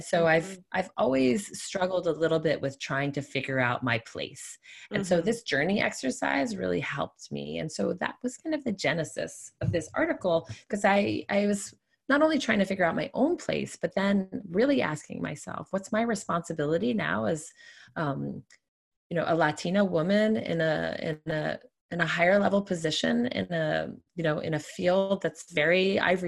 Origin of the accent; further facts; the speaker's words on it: New York City, New York, United States; moved away as an adult; also born or lived in North Carolina; growing up in New York City